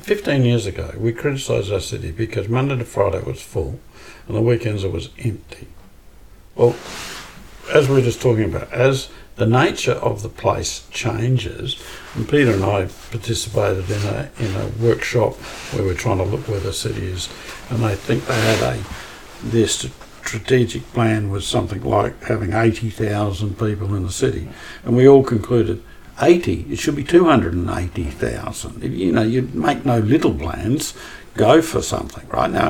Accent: Australia; born there; also born or lived in United States; despite the fact I was born in Australia, right?

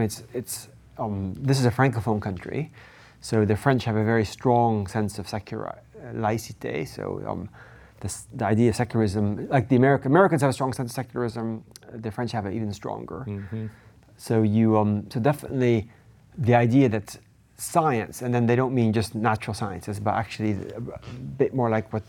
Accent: Gabon; also born or lived in Netherlands / United States / Cambridge, United Kingdom; So I grew up in Gabon, Central Africa. Then went back to the Netherlands, did undergraduate degree, did a PhD in the US

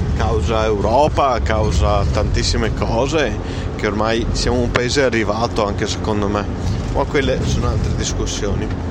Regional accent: Italy; noi italiani

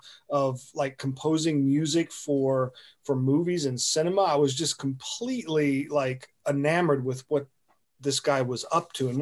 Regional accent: North Carolina, United States; also born or lived in Denver, Colorado / England; Denver, Colorado, and then moved to North Carolina when I was about 8 years old.

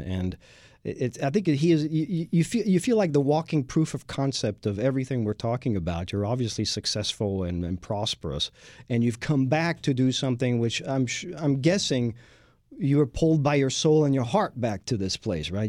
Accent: Lyon, Auvergne-Rhône-Alpes, France; now in Houston, United States; in Lyon when I was growing up in France.

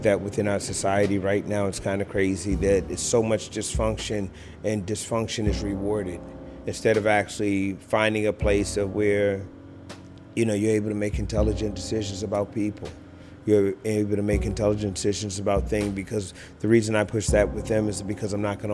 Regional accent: Orangeburg, South Carolina, United States; also born or lived in New York; now in Baltimore, United States; Originally, I was born in Orangeburg, South Carolina

